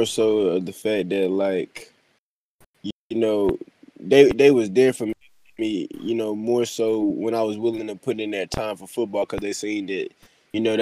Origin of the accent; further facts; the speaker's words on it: North Alabama, United States; now in Raeford, United States; I'm from North Alabama